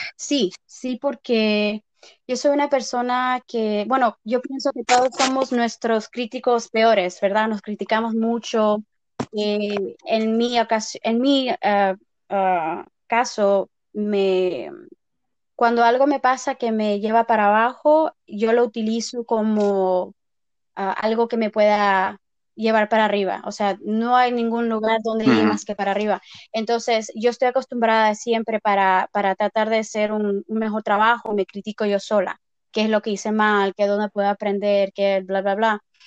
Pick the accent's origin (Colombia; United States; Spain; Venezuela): United States; Texas; also born or lived in Mexico; now in Las Vegas, United States; soy mexicana. originalmente nací en Texas, eh, pero llevo viviendo en Las Vegas más de mitad de mi vida, más de 18 años